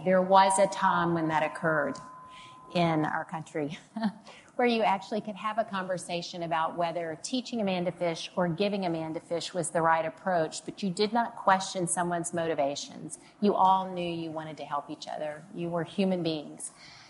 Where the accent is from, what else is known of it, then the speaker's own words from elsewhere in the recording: Mississippi Delta, United States; moved away as an adult; also born or lived in Washington, D.C.; I grew up in the Mississippi Delta